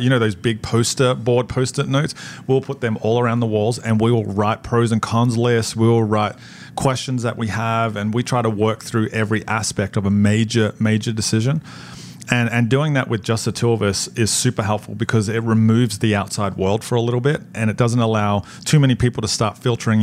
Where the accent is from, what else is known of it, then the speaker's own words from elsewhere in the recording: Australia; moved away as an adult; now in New Jersey, United States; when we moved from Australia to New Jersey, our kids were 4, 5, and 7.